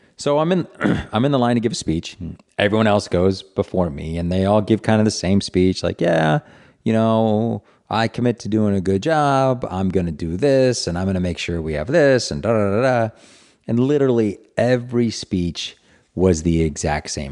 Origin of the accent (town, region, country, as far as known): Providence, Rhode Island, United States; born or raised there